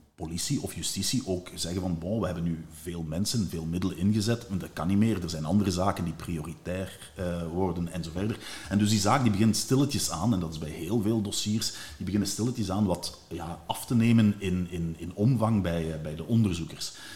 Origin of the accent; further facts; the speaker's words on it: Limburg, Flanders, Belgium; in het Limburgs, waar ik vandaan kom